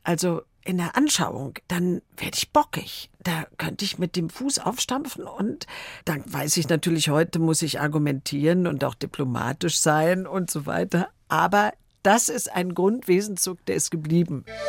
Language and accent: German; Berlin, Germany; also born or lived in Wrocław (Breslau), Poland; ich bin 44 geboren in Breslau und ich war ein Jahr alt, meine Schwester war zwei Jahre alt und wir sind dann geflüchtet aus Breslau in letzter Minute nach Berlin